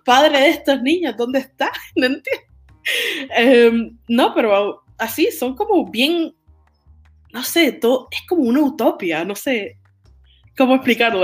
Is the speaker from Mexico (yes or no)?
no; Toa Baja, Puerto Rico; moved away as an adult; now in Tokyo, Japan; soy de Toa Baja, Puerto Rico.